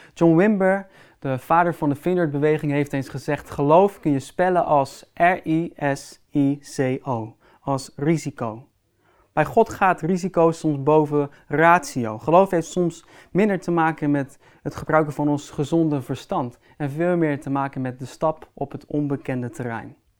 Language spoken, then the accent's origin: Dutch; Netherlands; Als Nederlanders